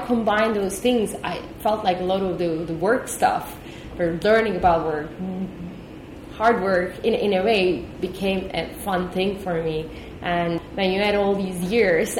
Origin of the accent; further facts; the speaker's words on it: Turkey; moved away as an adult; also born or lived in Austin, United States / Boston, United States; now in Singapore; I'm from Turkey originally. I grew up in Turkey, went to school in Turkey, then moved to US while I was in college.